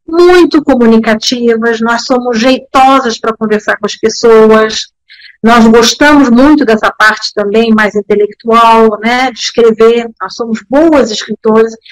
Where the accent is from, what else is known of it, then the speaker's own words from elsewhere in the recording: Bern, Switzerland; born there; eu nasci em Berna porque meu pai era embaixador na época era terceiro secretário, diplomata como eu, e trabalhava lá. Mas para deixar bem claro, eu não sou suíça, eu fui registrada na embaixada do Brasil.